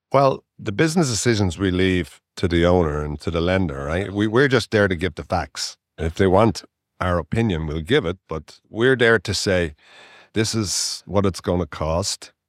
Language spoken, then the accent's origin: English; Dublin, Leinster, Ireland; moved away as an adult; also born or lived in Winnipeg, Canada; now in Canada; I was born educated in Ireland, in Dublin, and I came to Canada when I was twenty-two.